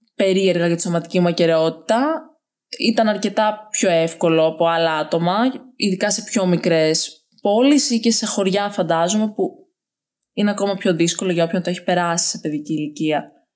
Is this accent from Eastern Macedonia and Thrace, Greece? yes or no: no; Larissa, Thessaly, Greece; Σήμερα είμαι 20 χρονών, μεγάλωσα στη Λάρισα